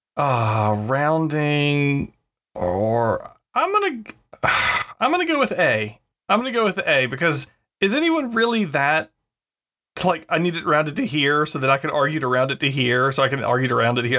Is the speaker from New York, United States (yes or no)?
no; North Carolina, United States; moved away; growing up in North Carolina